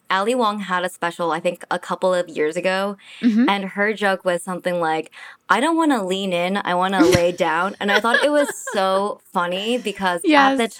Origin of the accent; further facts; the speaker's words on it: San Francisco, California, United States; I'm from San Francisco.